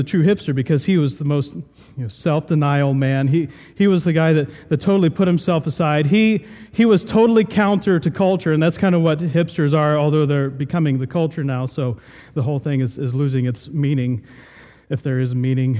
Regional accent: Southern Ohio, United States; I grew up in Southern Ohio, and we had a few apple trees

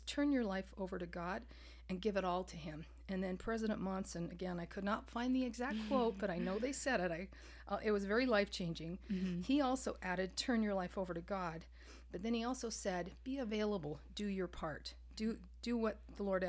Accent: Canada; moved away; I grew up in Canada

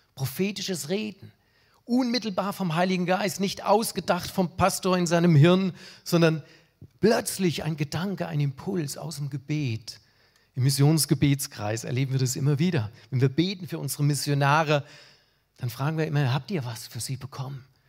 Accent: Germany; Ich als Deutscher

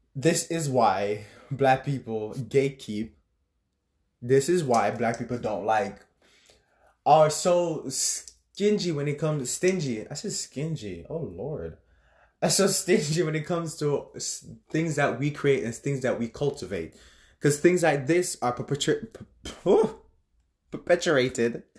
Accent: Jamaica; me being a Jamaican myself

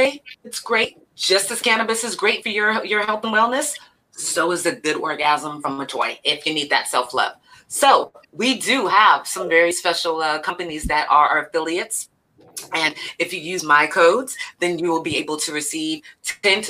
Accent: Elk Grove, California, United States; I grew up in Elk Grove

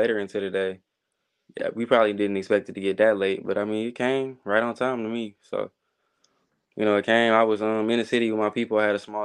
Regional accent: Detroit, Michigan, United States; moved away as an adult; now in Kansas City, United States; I'm from Detroit.

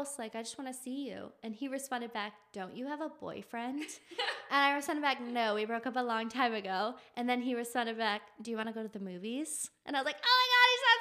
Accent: Palatine, Illinois, United States; now in Arizona, United States; So we're both from Chicago, suburbs of Chicago. He's from Algonquin, and I'm from Palatine

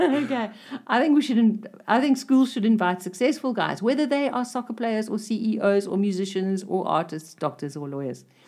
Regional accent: South Africa; I'm a South African.

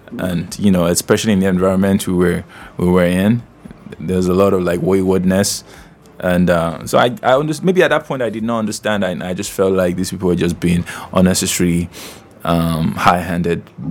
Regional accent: Edo, Nigeria; I'm from Edo State, born in Edo State, raised in Edo State.

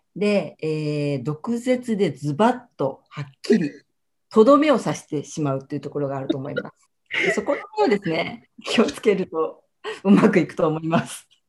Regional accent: Hakata, Fukuoka, Japan; accent: Hakata dialect; 私も博多弁がついつい出ますけれど

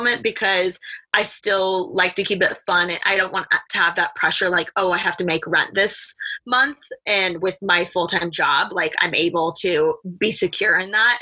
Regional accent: Bloomington, Indiana, United States; moved away as an adult; now in Los Angeles, United States; I'm from Bloomington, Indiana, born and raised a Midwest girl, moved to LA to go to the fashion school

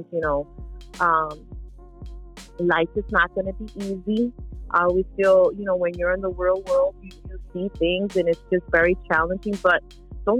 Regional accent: Philadelphia, Pennsylvania, United States; I was born and raised in Philly

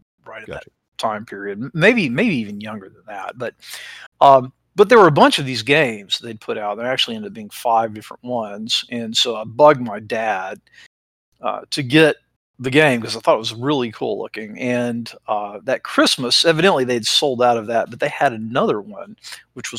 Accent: Chattanooga, Tennessee, United States; Born and raised in Chattanooga, and so I grew up in the 60s

